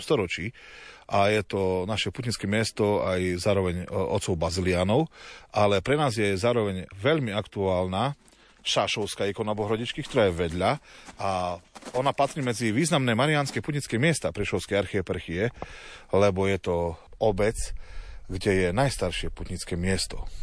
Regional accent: Slovakia; my na Slovensku

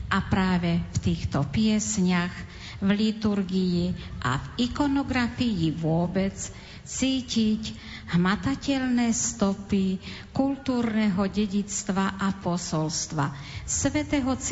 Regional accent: eastern Slovakia, Slovakia; U nás na východnom Slovensku, odkiaľ pochádzam

